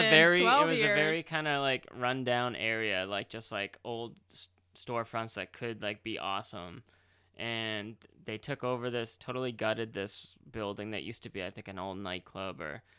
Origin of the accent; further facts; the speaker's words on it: Marlborough, Massachusetts, United States; on how the brewery is going to be going into Marlborough, Massachusetts, which was mm-hmm. pretty much my hometown. I lived right on the border.